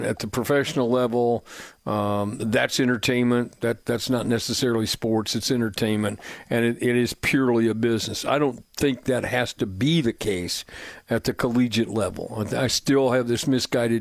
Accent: Plainfield, Indiana, United States; now in Franklin, United States; I'm fortunate to live in Franklin, and I grew up in Plainfield

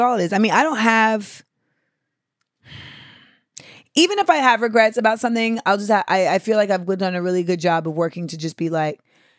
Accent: United States; Well, I'm, you know, Black American.

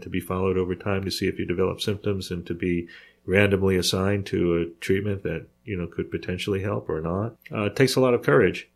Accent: New York, United States; I grew up in New York

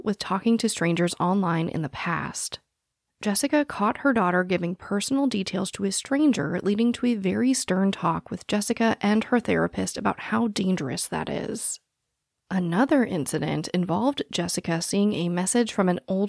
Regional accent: Phoenix, Arizona, United States; I was born and raised in Phoenix, Arizona, which touches Glendale

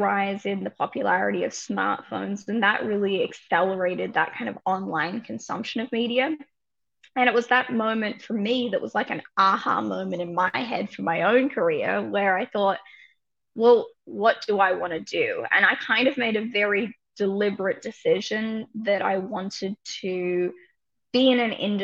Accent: Australia; moved away as an adult; now in New York, United States; I'm an Aussie originally, have been here, you know, about a decade.

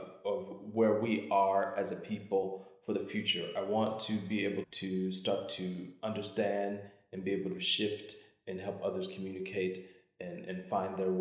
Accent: Cleveland, Ohio, United States; moved away as an adult; also born or lived in Columbus, Ohio; now in Milan, Italy; I was born and raised in Cleveland, Ohio

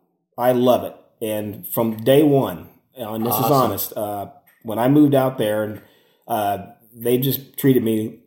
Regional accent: Denver, Colorado, United States; moved away as an adult; now in Nebraska, United States; I grew up in the neighborhood of Park Hill, and I went to high school on the east side of Denver.

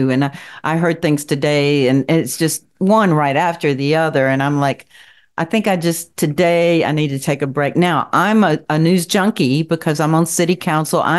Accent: Kentucky, United States; I'm from the Appalachian Mountains.

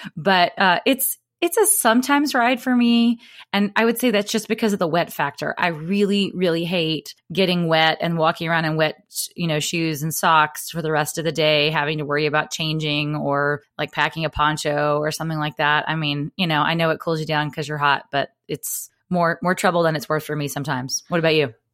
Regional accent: the South, United States; as a Southerner

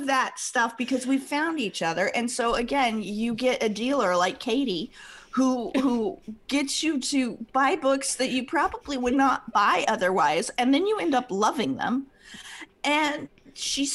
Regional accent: Midwest, United States; I'm cheap Midwesterner.

